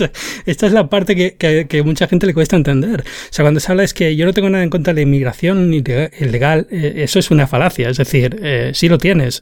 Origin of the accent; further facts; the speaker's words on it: Spain; moved away as an adult; now in United States; vengo de España